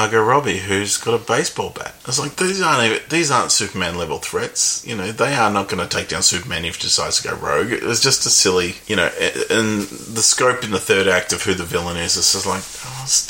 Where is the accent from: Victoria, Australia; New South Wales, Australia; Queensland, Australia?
Victoria, Australia; Melbourne; We're from Melbourne, which is great coffee culture